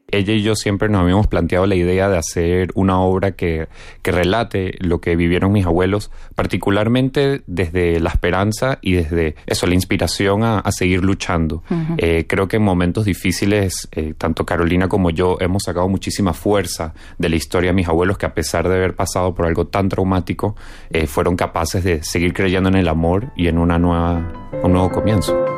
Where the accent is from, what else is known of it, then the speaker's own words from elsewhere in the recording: Venezuela; also born or lived in Spain; yo que soy venezolano y español